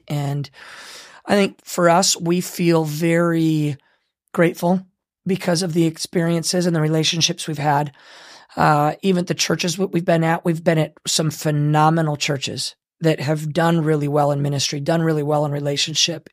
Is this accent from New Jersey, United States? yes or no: no; Michigan, United States; moved away; I grew up in Michigan